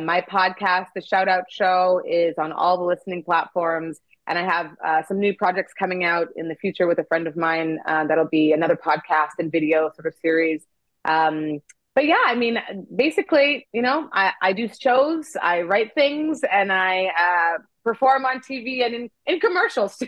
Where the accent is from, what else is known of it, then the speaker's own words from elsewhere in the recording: Canada; moved away as an adult; also born or lived in Nigeria / South Africa / Korea / France; now in Los Angeles, United States; I was born in Nigeria and then we moved to Canada when I was a baby and I grew up there.